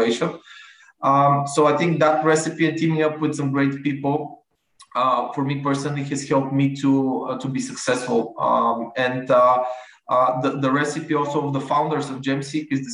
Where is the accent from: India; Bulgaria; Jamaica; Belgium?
Bulgaria; I'm from Bulgaria, where the big part of operations are located.